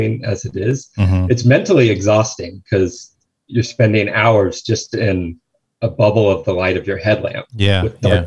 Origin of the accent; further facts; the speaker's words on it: San Luis Obispo, California, United States; I grew up in San Luis Obispo, and we would hike up Bishop's Peak, our local mountain there